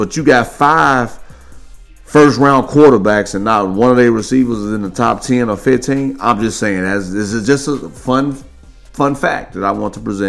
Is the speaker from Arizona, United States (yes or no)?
no; Gary, Indiana, United States; also born or lived in Chicago, Illinois; because I grew up in Gary, Indiana. And, of course, I went to high school in Chicago.